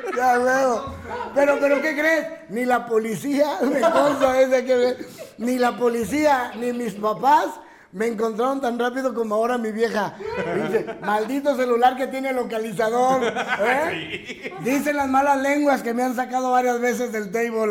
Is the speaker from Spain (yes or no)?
no; Casas Grandes, Chihuahua, Mexico; moved away; mi Casas Grande es hermoso.